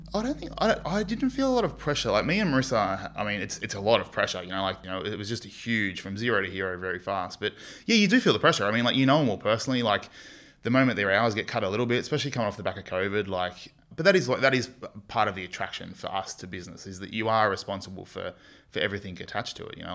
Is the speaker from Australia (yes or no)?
yes; Sydney, New South Wales, Australia; moved away as an adult; now in Townsville, Australia; I grew up in Western Sydney